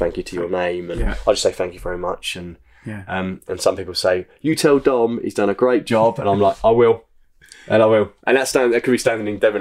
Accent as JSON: {"language": "English", "town": "Hastings", "region": "South East England", "country": "United Kingdom", "tie": "born or raised there", "said": "it's my hometown"}